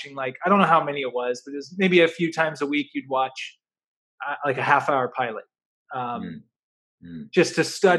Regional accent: United States; I grew up in the United States.

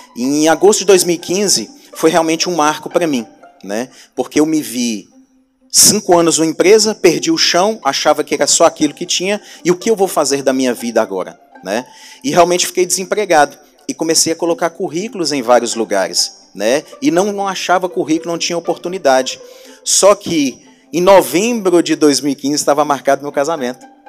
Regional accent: Montes Claros, Minas Gerais, Brazil; eu sou aqui da cidade de Montes Claros

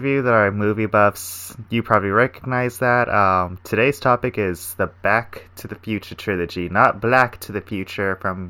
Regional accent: the South, United States; So my first comment is that I was cold the whole time because I'm from the South, but that's different.

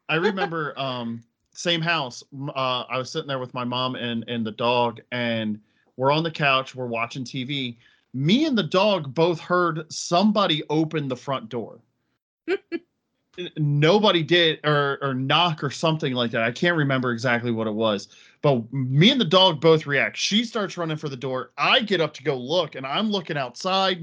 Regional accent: Pennsylvania, United States; moved away as an adult; now in Connecticut, United States; I'm originally from Pennsylvania. I moved up here actually to be with her

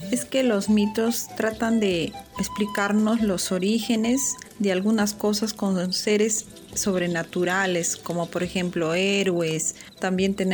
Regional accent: Huacrachuco, Huánuco, Peru; soy de la sierra y desde pequeña siempre he crecido escuchando mitos, ¿no? En mi pueblo que es Huacrachuco, eh, que, que queda en la provincia de Marañón en Huánuco.

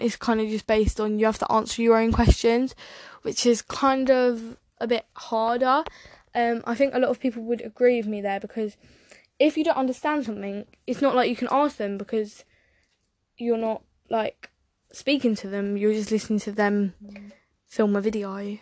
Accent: England, United Kingdom; I'm from England, UK

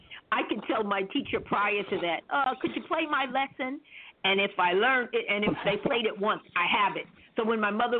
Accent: New York City, New York, United States; I started off as a pianist out of Queens, Jamaica, Queens

